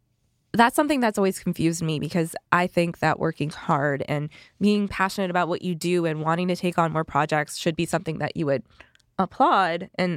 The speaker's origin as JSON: {"language": "English", "country": "United States", "said": "we're American."}